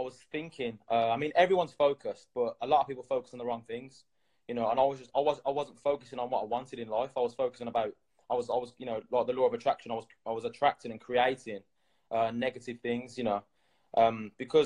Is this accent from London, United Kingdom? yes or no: no; Birmingham, West Midlands, United Kingdom; I'm from England, Birmingham